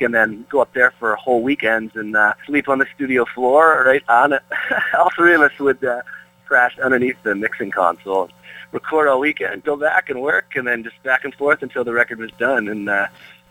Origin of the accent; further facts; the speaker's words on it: Peterborough, Ontario, Canada; moved away as an adult; now in Nashville, United States; It'll always be my hometown and live there most of my life.